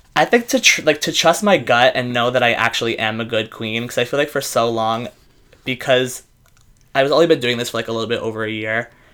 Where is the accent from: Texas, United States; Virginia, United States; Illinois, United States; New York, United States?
New York, United States; New York City; I am born and raised in the Bronx